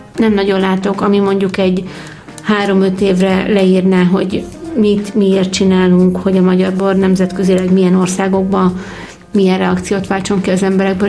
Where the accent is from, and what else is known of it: Hungary